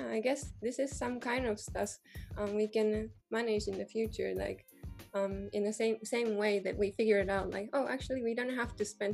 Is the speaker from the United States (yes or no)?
no; Japan; now in Germany; I'm from Japan, but I'm living in Germany.